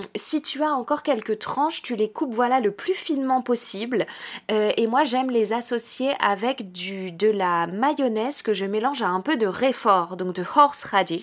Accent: France; chez nous en France

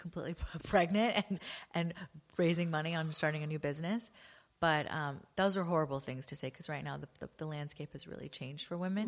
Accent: Los Angeles, California, United States; moved away as an adult; also born or lived in London; actually born and raised in L A.

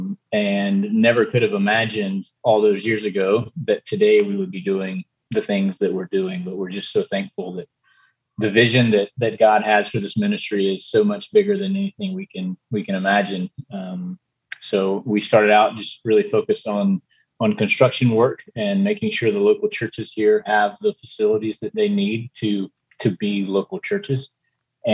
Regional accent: Eastern North Carolina, United States; moved away as an adult; now in Costa Rica; I'm originally from Eastern North Carolina and grew up in a church

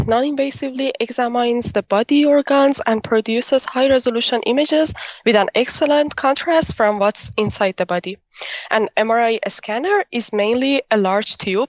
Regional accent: Iran; now in Antwerp, Belgium; I'm originally from Iran, but now I'm doing my PhD in the University of Antwerp in Belgium

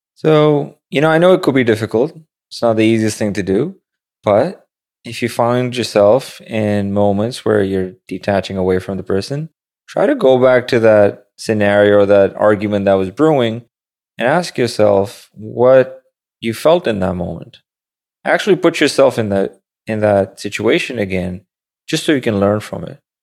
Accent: Pakistan; now in New York City, United States; growing up in Pakistan

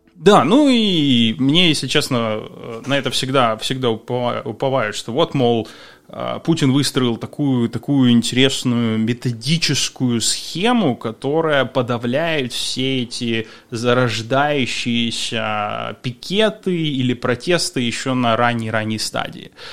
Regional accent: Ukraine; moved away as an adult; Я уехал из Украины за два месяца до того, как э, начался процесс

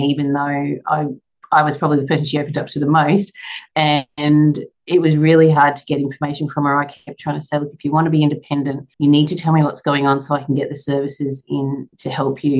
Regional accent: Brisbane, Queensland, Australia; also born or lived in Tasmania; now in Sunshine Coast, Australia; I'm from Brisbane originally growing up, so a little bit familiar with the area.

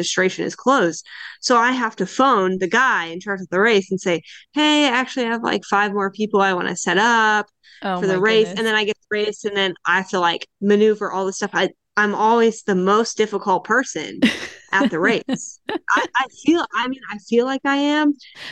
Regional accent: United States; moved away as an adult; also born or lived in Indiana; now in Canary Islands, Spain; Growing up in the States, being in cross country

